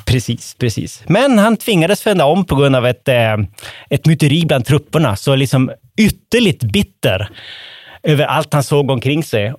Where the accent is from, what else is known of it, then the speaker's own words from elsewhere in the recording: Västerbotten County, Sweden; som västerbottning